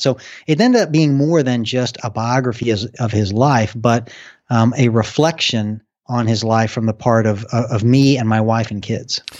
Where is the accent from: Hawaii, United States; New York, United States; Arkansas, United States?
Arkansas, United States; now in Cincinnati, United States; the state of Arkansas, I am